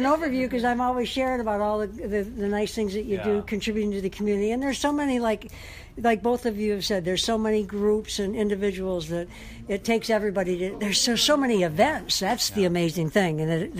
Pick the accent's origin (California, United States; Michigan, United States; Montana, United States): Michigan, United States; Detroit; moved away as an adult; now in Hawaii, United States; Detroit is a big one because it's my hometown.